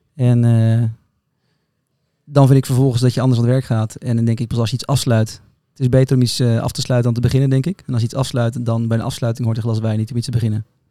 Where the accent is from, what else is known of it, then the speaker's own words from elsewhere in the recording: Netherlands; Wij zijn kritisch als Nederlanders